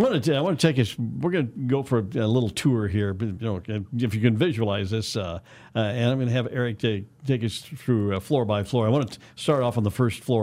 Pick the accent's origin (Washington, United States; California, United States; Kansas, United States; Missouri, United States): Kansas, United States; Wichita; growing up in West Wichita